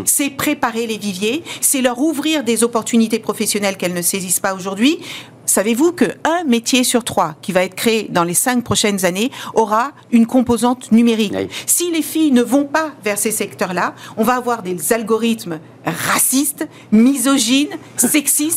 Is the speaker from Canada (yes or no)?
no; France; French is a second language